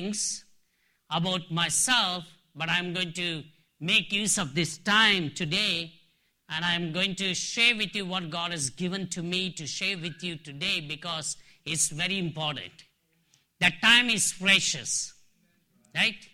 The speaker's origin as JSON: {"language": "English", "area": "Dharwad", "region": "Karnataka", "country": "India", "tie": "born or raised there", "also_born_or_lived": "Nagaland, India", "moved": "as an adult", "said": "I'm from India, in South India, a place called Dharwar. It's a city education center, but I'm from one of the districts from Bangalore, Karnataka. Even though I'm born and brought up in my hometown"}